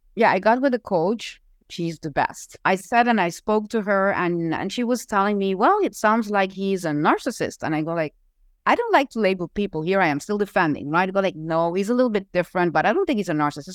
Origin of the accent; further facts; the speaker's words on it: Curaçao; now in Aruba; I was not from Aruba. I was born in Curacao